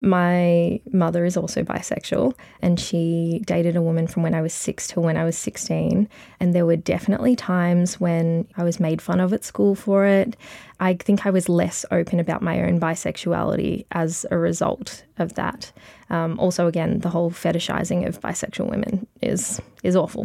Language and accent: English; Mildura, Victoria, Australia; also born or lived in Melbourne; now in Bendigo, Australia; I grew up in Mildura